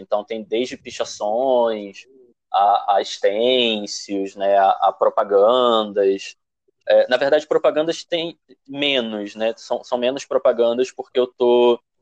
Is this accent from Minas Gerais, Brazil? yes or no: no; Rio de Janeiro, Brazil; Eu sou de Padre Miguel